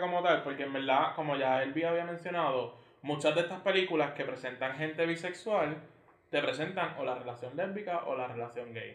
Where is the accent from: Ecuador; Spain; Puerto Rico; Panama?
Puerto Rico; San Germán; moved away as an adult; also born or lived in San Juan; soy de San Germán